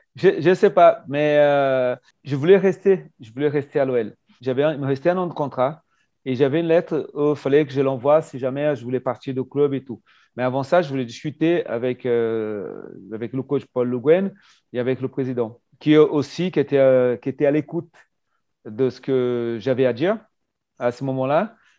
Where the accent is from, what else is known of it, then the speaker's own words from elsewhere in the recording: Brazil; moved away; en tant que Brésilien pour le permis de travail